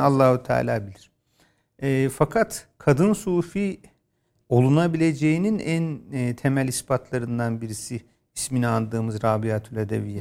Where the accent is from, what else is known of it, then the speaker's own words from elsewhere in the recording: a village in Bolu, Bolu Province, Turkey; ben bir köyde doğdum ve ilkokulun belli bir bölümünü orada yaşadım ama o e, işte Köroğlu Dağları'nın sırtlarında yer alan Bolu'da bir köy